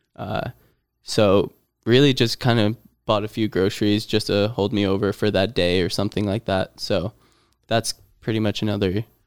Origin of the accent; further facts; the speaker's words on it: near Scranton, Pennsylvania, United States; moved away; moved my way up to my hometown in Pennsylvania near Scranton area